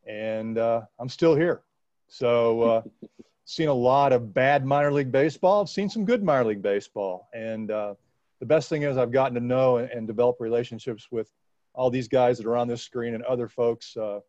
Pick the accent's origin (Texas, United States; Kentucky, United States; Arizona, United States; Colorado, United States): Kentucky, United States; Louisville; Born and raised in Louisville, graduated the University of Louisville.